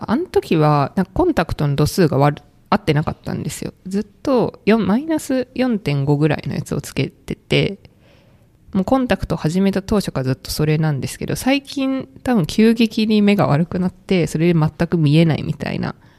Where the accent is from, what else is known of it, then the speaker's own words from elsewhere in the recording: Kansai, Japan; moved away; 地元が関西なんですけど、その関西の実家の近くの神社